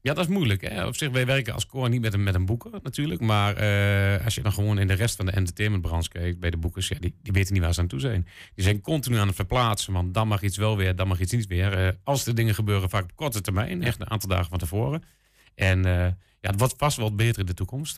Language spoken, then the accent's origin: Dutch; Enschede, Overijssel, Netherlands; Ik kom zo uit Enschede